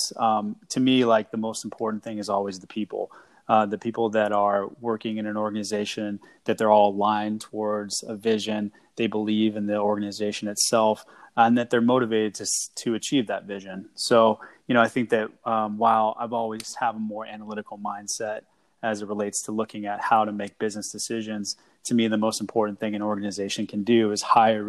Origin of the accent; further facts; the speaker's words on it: Seattle, Washington, United States; I had a chance to move home to work for the Sounders again